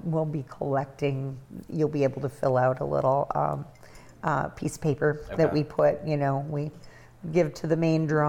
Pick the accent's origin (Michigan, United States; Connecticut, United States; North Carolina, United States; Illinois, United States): Michigan, United States; Albion; I grew up in Albion.